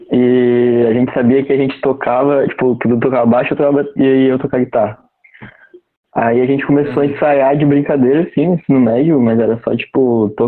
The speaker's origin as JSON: {"language": "Portuguese", "town": "Florianópolis", "region": "Santa Catarina", "country": "Brazil", "said": "Eu sou do Itacurubi, né? Mas tô ali no Cacupé"}